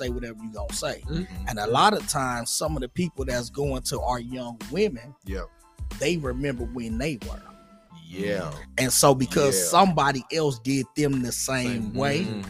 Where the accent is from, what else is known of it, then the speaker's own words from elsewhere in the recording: Compton, California, United States; growing up in Compton